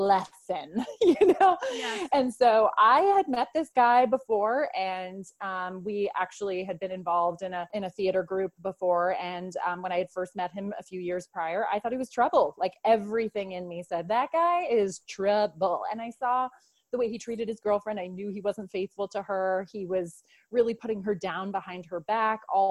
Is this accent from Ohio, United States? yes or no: no; New York, United States; also born or lived in Ireland / Brooklyn, New York / Westchester, New York; I'm actually originally from Ireland, lived there as a kid, but grew up in New York for the most part.